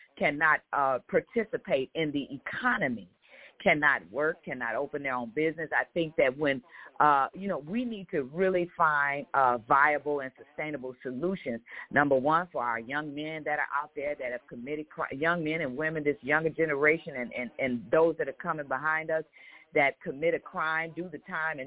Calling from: Chicago, Illinois, United States; calling from Chicago.

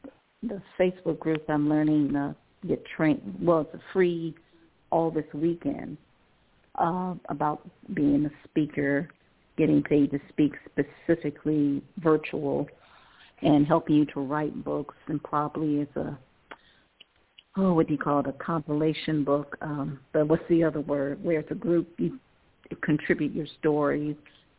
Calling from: Cleveland, Ohio, United States; I'm calling from Cleveland, Ohio.

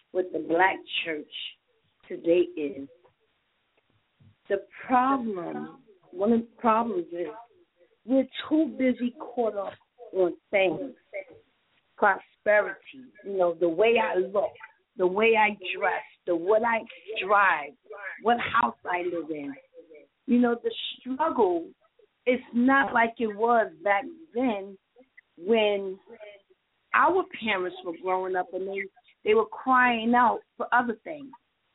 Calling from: New York, United States; I'm calling from New York.

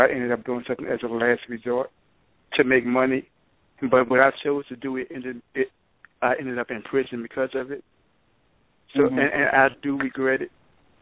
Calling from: New Orleans, Louisiana, United States; I'm calling from New Orleans

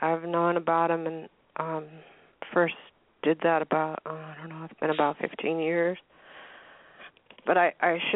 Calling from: Acme, Washington, United States; I'm calling from Washington State.

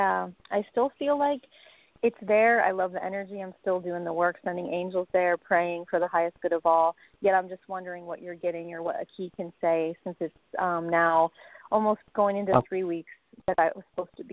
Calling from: Austin, Texas, United States; It's … in Austin.

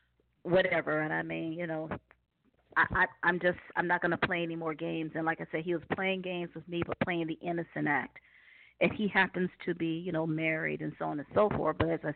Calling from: Cleveland, Ohio, United States; Yes. I'm calling from Ohio.

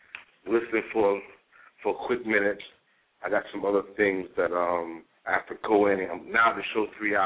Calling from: New York City, New York, United States; calling out of New York City.

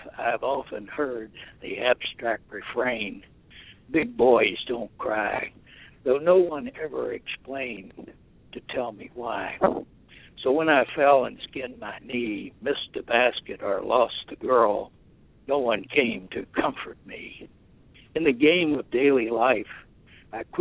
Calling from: Richmond, Indiana, United States; I'm calling from Richmond, Indiana

